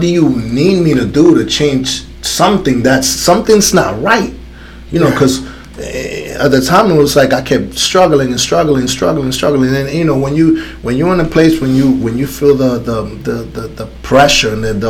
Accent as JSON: {"language": "English", "town": "New York City", "region": "New York", "country": "United States", "tie": "born or raised there", "also_born_or_lived": "Dominican Republic / Connecticut", "moved": "as an adult", "said": "I lived in Connecticut for so many years, you know, when I came from the Dominican Republic, I came straight to New York City. So I grew up in New York City, right?"}